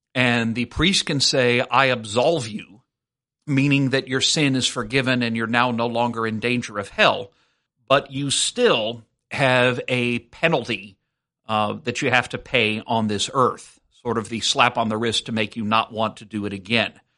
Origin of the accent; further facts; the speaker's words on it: South Louisiana, United States; I was raised Methodist, but I grew up in South Louisiana